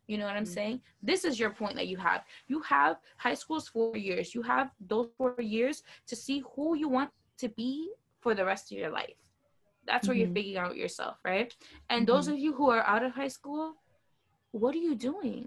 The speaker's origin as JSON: {"language": "English", "town": "Miami", "region": "Florida", "country": "United States", "said": "I'm from Miami"}